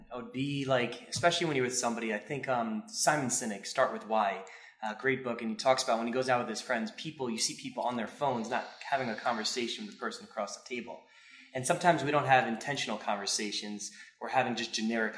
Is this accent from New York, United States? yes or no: yes; Long Island, New York, United States; we're from Long Island